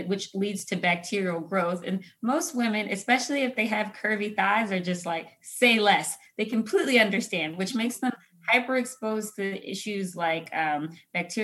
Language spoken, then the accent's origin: English; Philadelphia, Pennsylvania, United States; moved away as an adult; also born or lived in Chicago / Detroit; now in Los Angeles, United States; I grew up in Philadelphia, home of cheesesteaks and hoagies